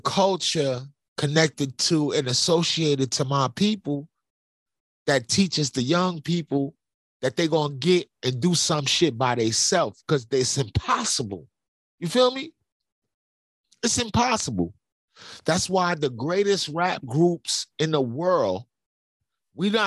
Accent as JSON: {"language": "English", "town": "New York City", "region": "New York", "country": "United States", "said": "I'm from Brooklyn."}